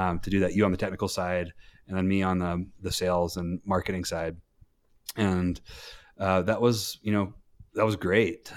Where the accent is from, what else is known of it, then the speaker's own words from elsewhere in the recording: North Carolina, United States; moved away as an adult; now in Park City, United States; I was born in North Carolina. I, my parents got divorced at a young age, uh, and so I moved all around North Carolina